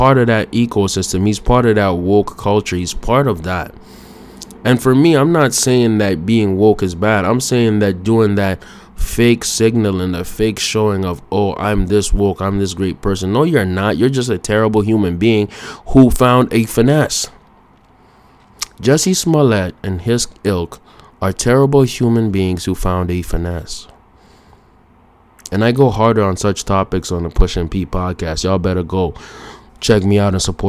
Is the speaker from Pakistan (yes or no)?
no; Canada